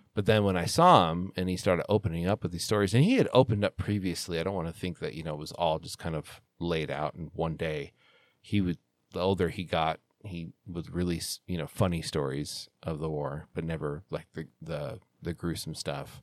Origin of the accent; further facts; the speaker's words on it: Salt Lake City, Utah, United States; I flew home in February of 2002 for the Olympic Games because they were here in Salt Lake